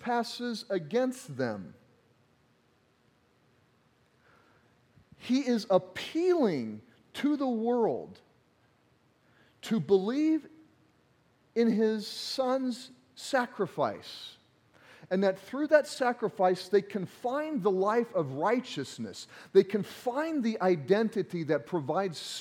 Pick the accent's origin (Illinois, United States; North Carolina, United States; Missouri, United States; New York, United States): Missouri, United States; accent: Southern grammar; now in Iowa, United States; I'm from Missouri, and all my Missouri family came up, and there were some jokes about our Southern grammar that occasionally comes out in my sermons